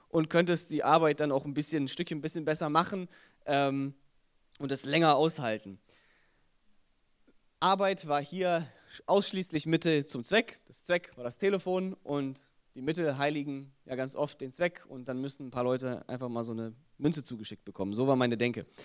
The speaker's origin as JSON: {"language": "German", "town": "Wolfsburg", "region": "Lower Saxony", "country": "Germany", "tie": "born or raised there", "said": "komme aber von hier, bin hier im Humboldt-Gymnasium zur Schule gegangen. Äh, meine Frau ist hier geboren, ich bin in Wolfsburg geboren, also wirklich Kinder der Region."}